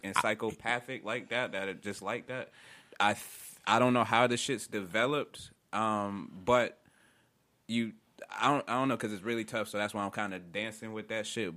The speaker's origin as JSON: {"language": "English", "region": "upstate New York", "country": "United States", "tie": "born or raised there", "said": "Growing up in New York, man, upstate where I was from at on um, the west side"}